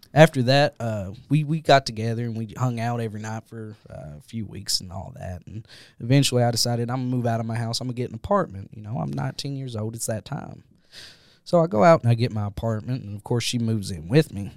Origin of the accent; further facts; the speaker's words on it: Jackson, Kentucky, United States; my hometown of Jackson, Kentucky